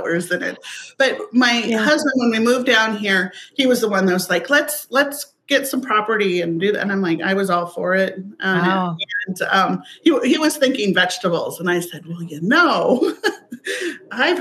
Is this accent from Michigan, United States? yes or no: no; Everett, Washington, United States; moved away as an adult; also born or lived in Alaska; now in Gig Harbor, United States; I grew up in Everett, Washington